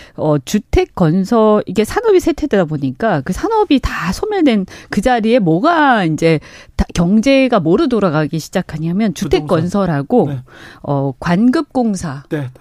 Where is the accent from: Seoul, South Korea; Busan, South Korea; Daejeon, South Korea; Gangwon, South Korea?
Busan, South Korea; born or raised there